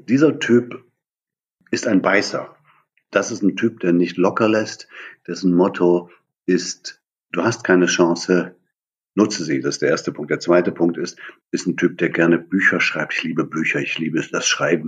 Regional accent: Germany; Ich bin in der DDR aufgewachsen, hinter der Mauer

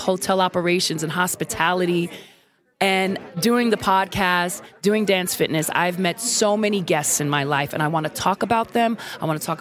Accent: New York City, New York, United States; moved away as an adult; also born or lived in Puerto Rico (heritage); now in San Francisco, United States; I'm Brooklyn all day because I'm from Brooklyn, New York

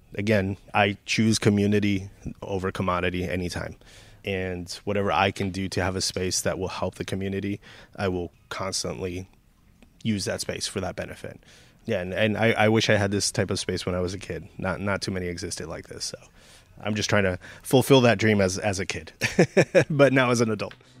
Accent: San Gabriel Valley, California, United States; now in Sylmar, United States; I grew up in San Gabriel Valley

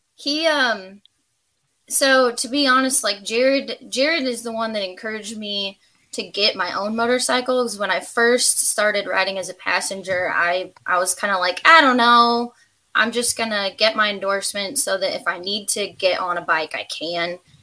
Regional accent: Nebraska, United States; moved away as an adult; now in Kentucky, United States; I am originally from Nebraska. Just moved to Kentucky two years.

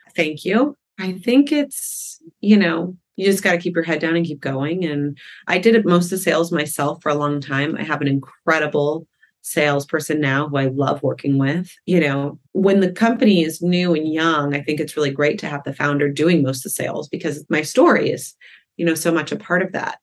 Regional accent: Malibu, California, United States; growing up in Malibu

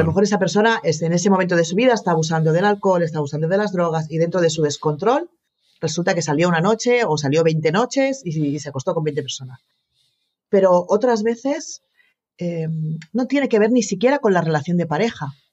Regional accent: Barcelona, Catalonia, Spain; yo nací en Barcelona y me he criado en Barcelona

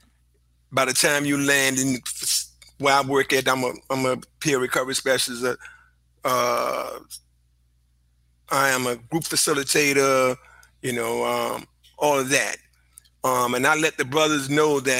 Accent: Richmond, Virginia, United States; I'm from Richmond, Virginia. Been here all of my life

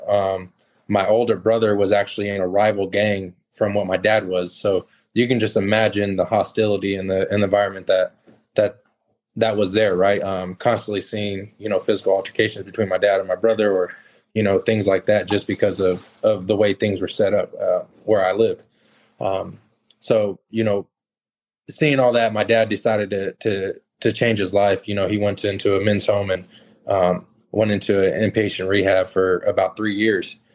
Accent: California, United States; I grew up in California

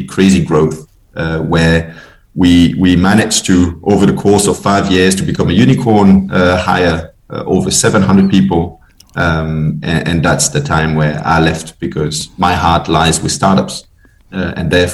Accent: Belgium; also born or lived in Paris; now in Denmark; I'm originally from Belgium, based in Denmark

